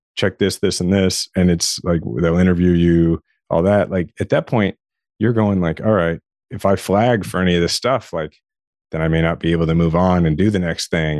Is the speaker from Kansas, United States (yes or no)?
yes; Shawnee, Kansas, United States; I grew up in Shawnee, Kansas, which is it's a suburb of Kansas City